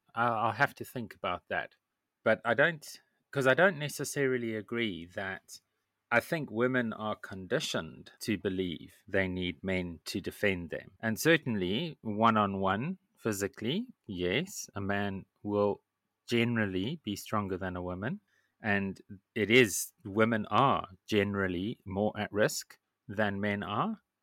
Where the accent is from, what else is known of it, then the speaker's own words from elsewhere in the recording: Zimbabwe; I grew up in Zimbabwe